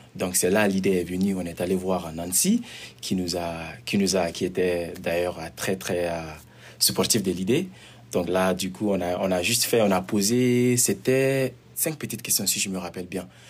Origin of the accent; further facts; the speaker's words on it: Mali; also born or lived in Montreal, Canada; now in Prince George, Canada; je viens du Mali et euh, ça fait de cela 13 ans, bientôt 14 ans que je suis au Canada